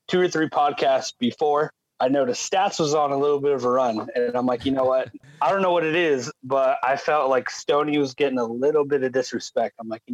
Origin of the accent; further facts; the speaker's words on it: California, United States; I'm from California